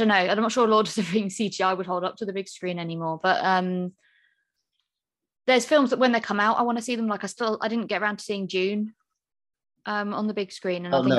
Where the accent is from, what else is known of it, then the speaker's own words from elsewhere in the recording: South East England, United Kingdom; now in Birmingham, United Kingdom; So I'm from Kent.